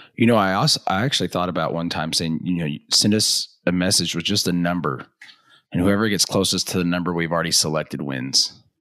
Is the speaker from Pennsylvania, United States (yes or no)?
no; Texas, United States; also born or lived in Oklahoma; most of my young life, I grew up in Texas